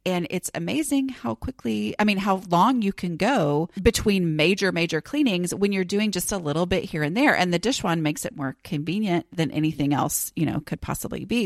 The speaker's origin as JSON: {"language": "English", "town": "Dallas", "region": "Texas", "country": "United States", "said": "I am from Dallas"}